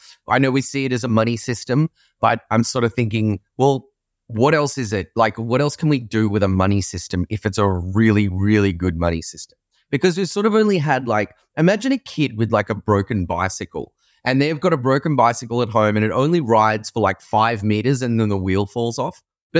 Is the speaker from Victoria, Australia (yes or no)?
no; Sydney, New South Wales, Australia; moved away as an adult; also born or lived in San Francisco, United States; I'm from Sydney, Australia, and I used to live and work in San Francisco